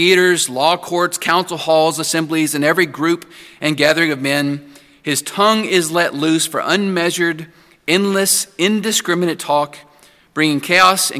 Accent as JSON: {"language": "English", "town": "Santa Anna", "region": "Texas", "country": "United States", "tie": "born or raised there", "moved": "yes", "said": "my hometown, Santa Ana, Texas"}